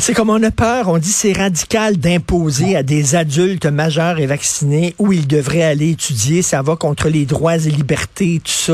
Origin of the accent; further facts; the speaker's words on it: Montreal, Quebec, Canada; Je viens de Verdun